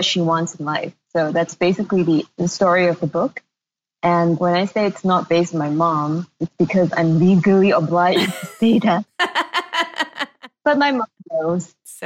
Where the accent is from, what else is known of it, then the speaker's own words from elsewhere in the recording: Malaysia; moved away; also born or lived in Singapore; It's weird because I am from Malaysia, but I hadn't been living in Malaysia for over a decade, more than that, before I moved back.